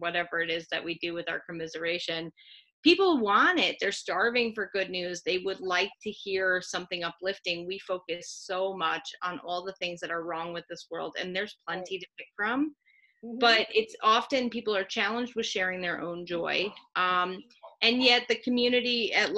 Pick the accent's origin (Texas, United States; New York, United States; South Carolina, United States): New York, United States; moved away; I'm originally a New Yorker